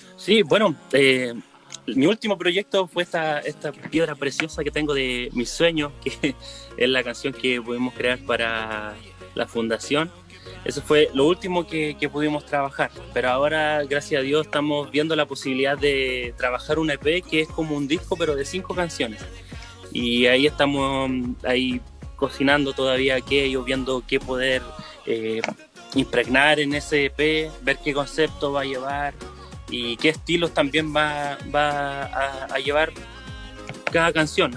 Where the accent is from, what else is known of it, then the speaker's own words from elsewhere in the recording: Temuco, Araucanía, Chile; also born or lived in Rancagua; Yo soy del sector de Temuco, porque he estado en, pueblos chicos, pero muy, muy apegados a Temuco, así que siempre ha sido este mi sector